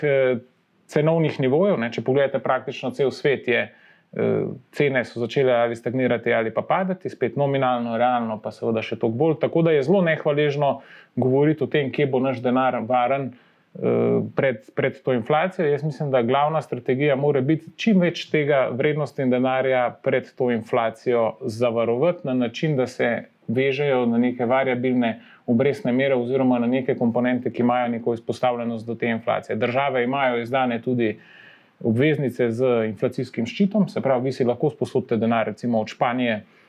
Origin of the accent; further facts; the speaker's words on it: Slovenia; Slovenci smo